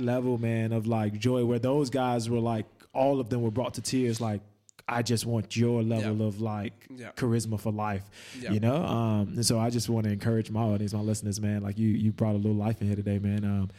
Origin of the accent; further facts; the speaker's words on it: Chicago, Illinois, United States; now in Perth, Australia; whether it be here in Perth, whether it be back in my hometown of Chicago.